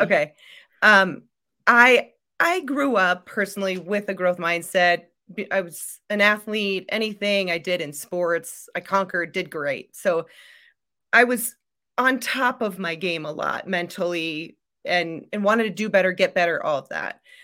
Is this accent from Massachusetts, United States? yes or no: no; Iowa, United States; I'm from Iowa